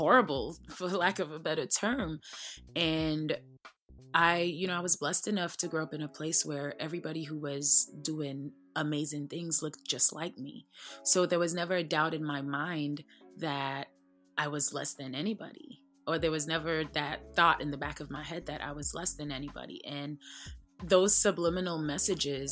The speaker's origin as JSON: {"language": "English", "country": "St. Lucia", "tie": "born or raised there", "also_born_or_lived": "New York, United States", "moved": "as an adult", "lives_now": "Atlanta, United States", "said": "I was born and raised in St. Lucia, and I moved to New York when I was 19, 16 years ago."}